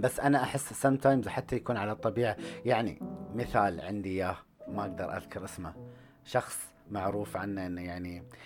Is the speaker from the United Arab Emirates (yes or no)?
yes; United Arab Emirates; اني انا اماراتي اوكي وعندي شيوخ وعندي اهل وعندي اسم اماراتي